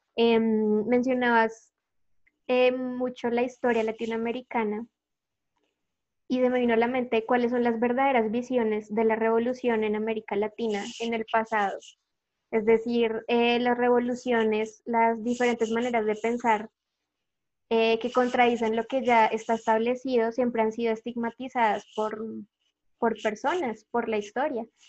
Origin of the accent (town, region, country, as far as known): Colombia